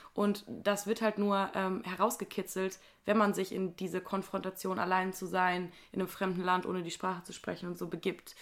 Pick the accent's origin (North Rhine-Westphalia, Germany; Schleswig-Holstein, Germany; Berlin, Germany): North Rhine-Westphalia, Germany; Wuppertal; ich sage zu Wuppertal immer, dass es meine Heimat ist